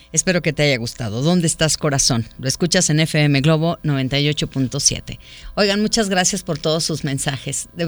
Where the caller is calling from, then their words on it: Zapopan, Jalisco, Mexico; de Zapopan.